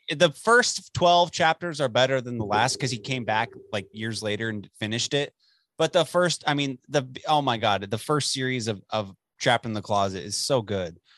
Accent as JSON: {"language": "English", "town": "Dallas", "region": "Texas", "country": "United States", "moved": "yes", "lives_now": "Amarillo, United States", "said": "I'm from Dallas."}